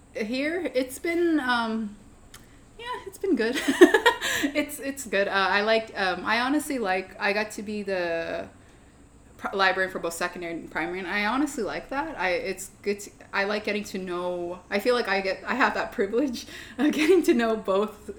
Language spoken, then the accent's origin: English; Federal Way, Washington, United States; I technically grew up like half an hour out of Seattle in a small town called Federal Way